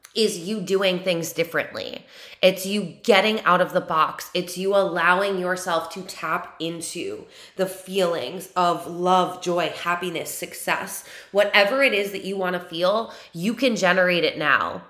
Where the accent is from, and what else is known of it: New York, United States; born or raised there